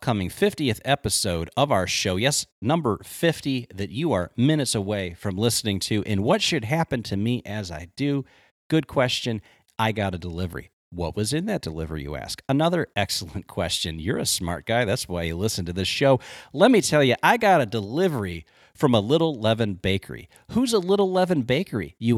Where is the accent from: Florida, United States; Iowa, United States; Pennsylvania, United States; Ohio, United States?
Ohio, United States; my home state of Ohio